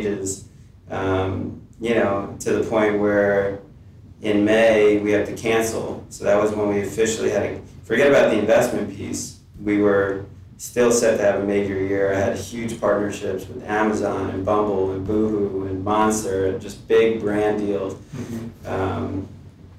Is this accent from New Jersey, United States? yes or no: no; New York City, New York, United States; moved away as an adult; also born or lived in Ann Arbor, Michigan / Columbus, Ohio; I'm from New York